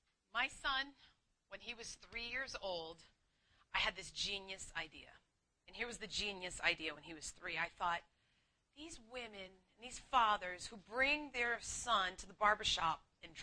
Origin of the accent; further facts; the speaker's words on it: Boston, Massachusetts, United States; accent: Boston; moved away; I'm just an Irish Catholic girl from Boston who's way too proud to share that, but I will. I'm wicked smart. That's right. I am a wicked smart girl who packs the car. But I've lost a lot of my accent so that you can understand me